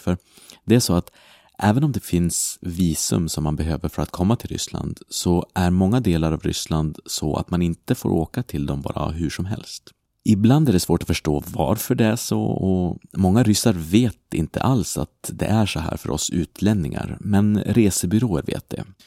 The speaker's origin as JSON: {"language": "Swedish", "country": "Sweden", "tie": "born or raised there", "moved": "as an adult", "lives_now": "Brussels, Belgium", "said": "jag är uppvuxen i Sverige"}